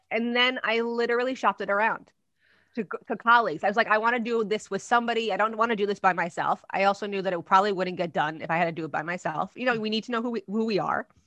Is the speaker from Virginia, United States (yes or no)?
no; New Jersey, United States; I'm from Jersey